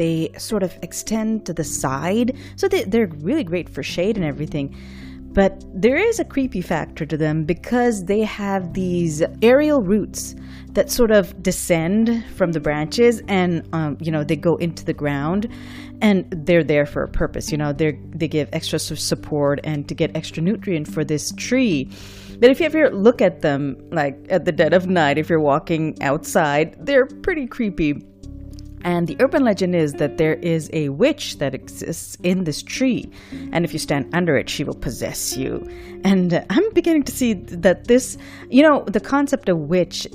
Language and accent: English; Karachi, Sindh, Pakistan; moved away; the city of Karachi, the city I grew up in Pakistan